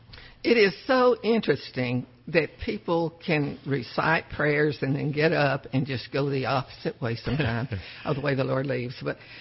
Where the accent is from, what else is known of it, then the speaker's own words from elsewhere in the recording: piney woods of Texas, United States; When I grew up, I grew up in the piney woods of Texas.